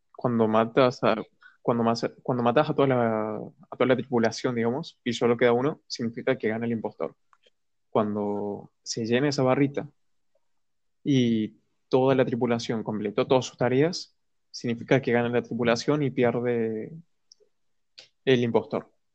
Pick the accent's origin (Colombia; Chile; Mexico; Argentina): Argentina; soy de Argentina